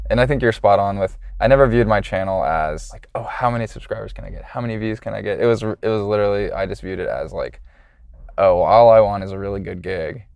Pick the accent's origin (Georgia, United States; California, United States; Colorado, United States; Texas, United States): Georgia, United States; Atlanta; I'm from Atlanta